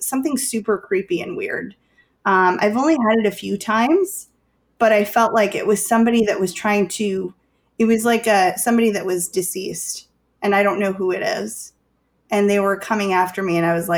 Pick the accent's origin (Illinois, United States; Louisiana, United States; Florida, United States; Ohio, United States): Illinois, United States; Chicago; I'm from Chicago